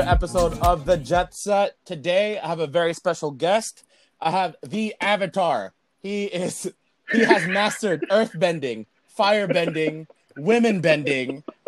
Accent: Philippines; I'm Filipino. I speak more Spanish than my own language

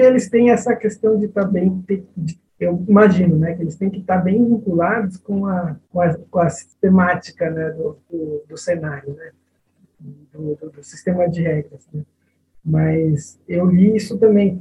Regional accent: São Bernardo do Campo, São Paulo, Brazil; nasci em São Paulo, mas com o plano Collor, eu fui parar em São Bernardo do Campo

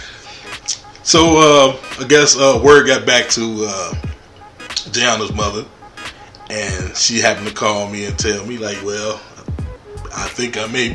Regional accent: Chicago, Illinois, United States; I was born in Chicago, Illinois

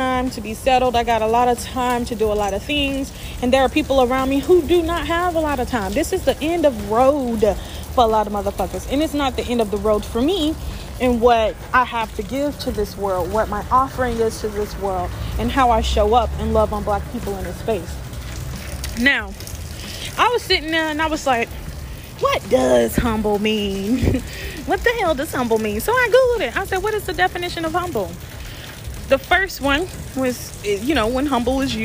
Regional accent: the South, United States; I grew up in the South.

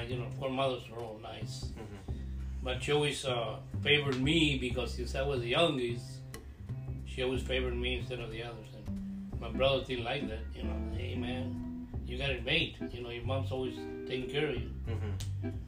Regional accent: San Antonio, Texas, United States; I was born here in, in Texas. I was born here in the United States, but uh, they were born over there.

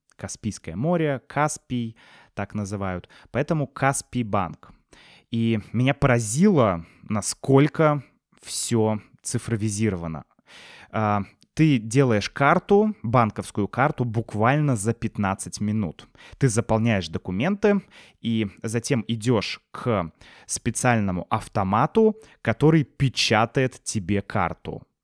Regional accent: Russia; moved away as an adult; also born or lived in Serbia / Turkey; now in Kazakhstan; мы из России, приехали в Казахстан

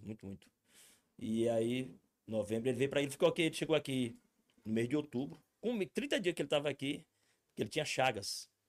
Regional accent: Redenção do Gurguéia, Piauí, Brazil; moved away as an adult; now in Brasília, Brazil; eu sou natural do Piauí. Terra linda é o Piauí

